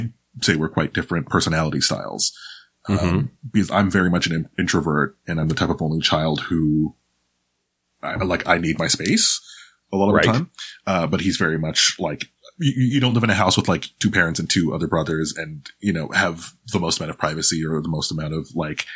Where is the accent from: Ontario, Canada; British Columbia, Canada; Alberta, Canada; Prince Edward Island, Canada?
Ontario, Canada; Toronto; also born or lived in Pickering, Ontario; I was raised in, Scarborough for a good chunk of my life and then, in Pickering for another chunk of my life